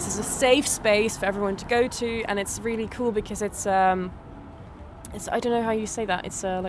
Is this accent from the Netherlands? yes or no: yes; Venray, Limburg, Netherlands; English is a second language; now in Amsterdam, Netherlands; I'm from the south of Netherlands, a small village called Venray. And I grew up on a farm. So I'm the OG farm girl.